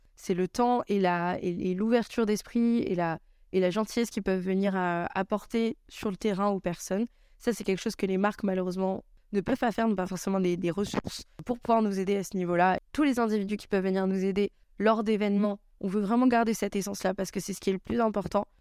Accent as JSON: {"language": "French", "town": "Saintes", "region": "Nouvelle-Aquitaine", "country": "France", "also_born_or_lived": "Bordeaux", "moved": "yes", "said": "Je suis originaire de Sainte en Charente-Maritime"}